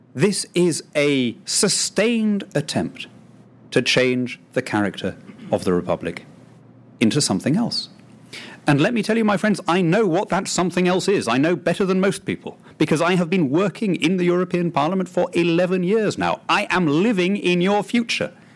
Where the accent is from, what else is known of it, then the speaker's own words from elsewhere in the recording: United Kingdom; a British patriot brought up in that tradition